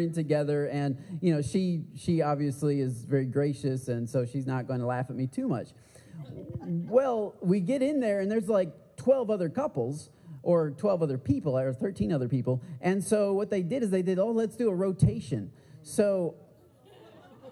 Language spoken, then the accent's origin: English; Michigan, United States; I'm from the Midwest. I'm from Michigan.